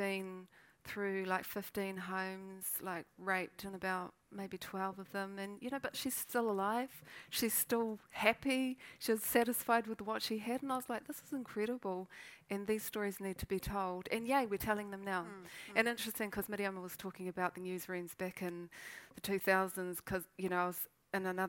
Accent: Feilding, Manawatū-Whanganui, New Zealand; also born or lived in Waikato; I grew up in Fielding

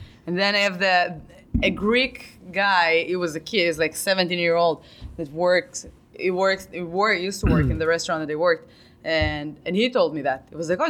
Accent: Israel; now in Boston, United States; I grew up in Israel

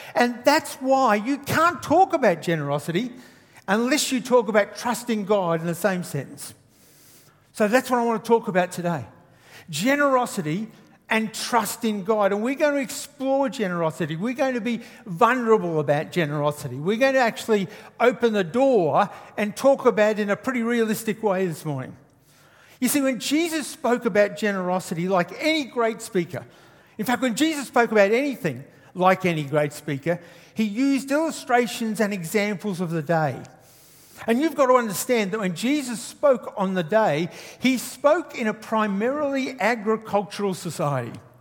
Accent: Queensland, Australia; I'm from Queensland

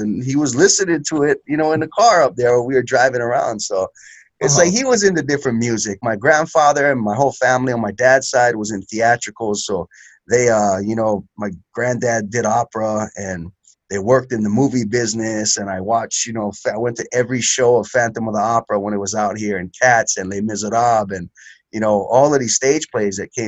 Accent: Hawaii, United States; born or raised there

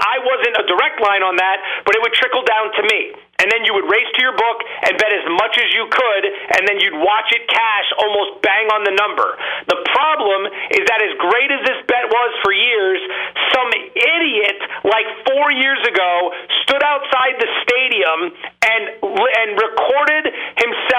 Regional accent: Allentown, Pennsylvania, United States; I'm from Allentown, Pennsylvania. I grew up as an Eagles fan

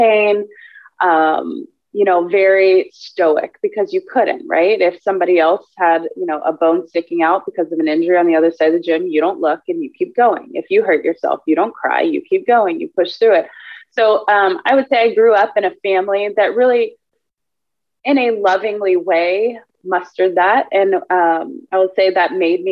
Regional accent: Houston, Texas, United States; also born or lived in Austin, Texas; I was born and raised in Houston, Texas. Been here my whole life

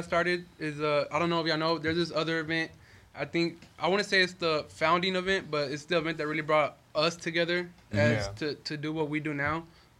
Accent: Houston, Texas, United States; born or raised there

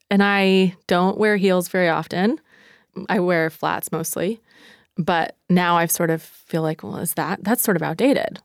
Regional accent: East Coast, United States; moved away; I'm from the East Coast

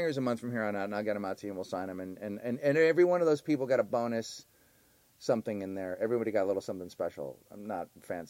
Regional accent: Canada; We're from Canada.

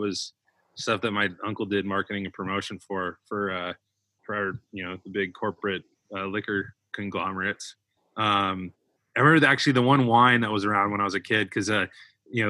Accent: Ventura County, California, United States; moved away as an adult; also born or lived in San Luis Obispo, California; I grew up in Ventura County, California, down Southern California

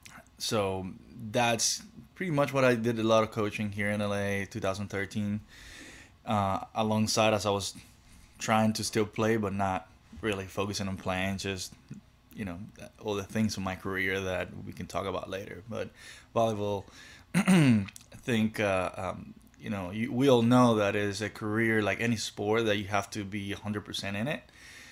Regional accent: Cuba; growing up in Cuba, you're taught, when you're learning, you're taught how to teach.

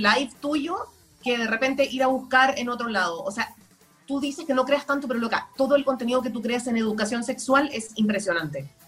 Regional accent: Chile; moved away; also born or lived in Guayaquil, Ecuador; yo viví en Guayaquil, yo nací en Chile, pero viví en, en Ecuador

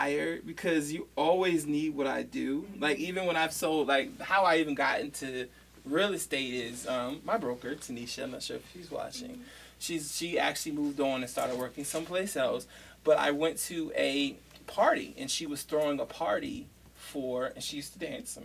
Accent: Baltimore, Maryland, United States; also born or lived in Columbia, Maryland / Nigeria; I'm from, Baltimore. Then my family moved. We moved to Columbia.

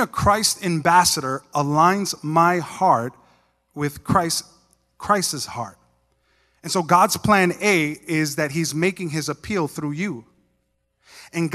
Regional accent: New York, United States; moved away; I was from New York

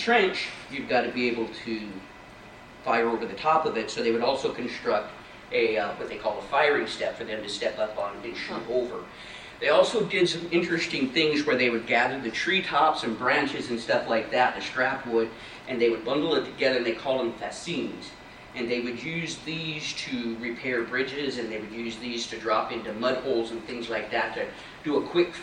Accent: Libby, Montana, United States; I grew up in Libby, Montana

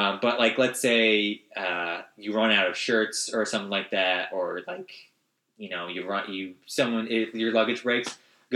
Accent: United States

